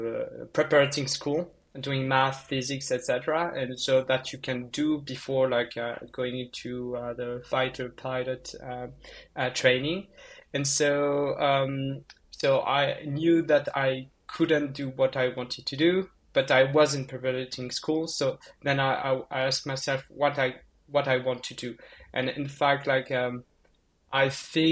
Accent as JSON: {"language": "English", "region": "countryside in southwest France", "country": "France", "moved": "as an adult", "lives_now": "Paris, France", "said": "I'm from like the countryside, like in the middle of nowhere in France"}